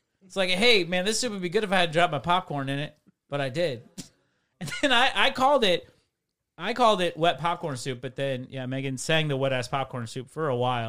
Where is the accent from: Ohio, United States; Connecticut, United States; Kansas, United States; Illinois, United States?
Illinois, United States; McHenry; moved away; I'm from Northern Illinois, McHenry, very, very close to Wisconsin.